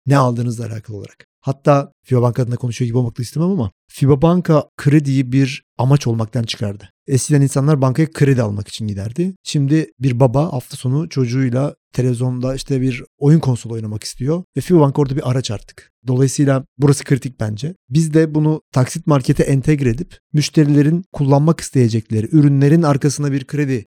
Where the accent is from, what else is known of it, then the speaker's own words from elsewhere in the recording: Ankara, Turkey; moved away as an adult; now in Istanbul, Turkey; 1984 Ankara doğumluyum. Ankara'da çalışmaya başladım yaklaşık bir 10 sene boyunca.